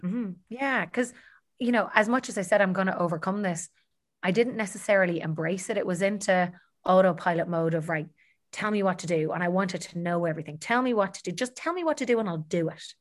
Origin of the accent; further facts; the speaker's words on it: Dublin, Leinster, Ireland; I'm born and bred in Dublin